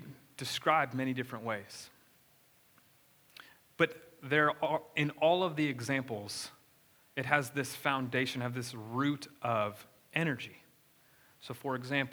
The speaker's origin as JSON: {"language": "English", "region": "South Florida", "country": "United States", "tie": "born or raised there", "said": "I grew up in South Florida"}